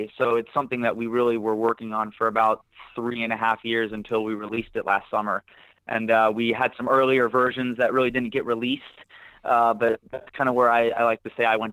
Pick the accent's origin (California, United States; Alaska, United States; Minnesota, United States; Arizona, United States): California, United States; San Diego; I'm born and raised in San Diego, California. I've been here all 24 years of my life